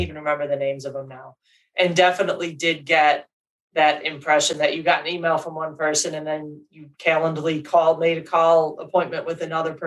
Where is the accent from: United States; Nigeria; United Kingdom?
United States; Chicago, Illinois; now in Detroit, United States; I'm from Chicago.